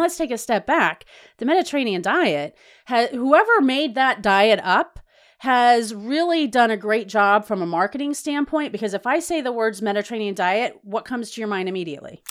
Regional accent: the South, United States; I was from the South

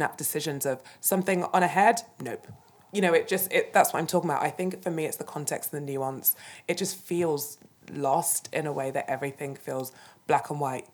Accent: United Kingdom; I'm British

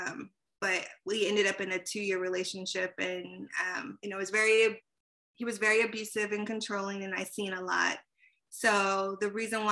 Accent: East Coast, United States; moved away as an adult; also born or lived in California; now in Los Angeles, United States; I was born in California, then I was raised on the East Coast, so I always consider myself half and half

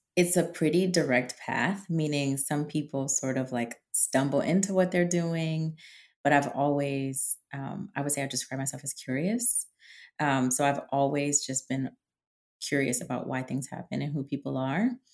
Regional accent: New England, United States; now in Washington, DC, United States; I'm from New England.

